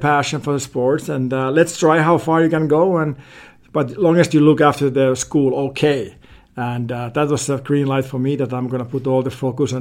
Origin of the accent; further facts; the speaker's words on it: Finland; moved away as an adult; now in Laguna Beach, United States; growing up in Finland, you know, hockey is by far the biggest